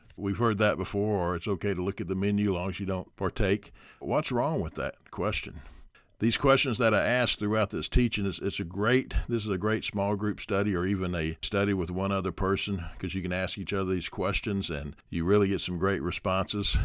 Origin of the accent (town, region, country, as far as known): United States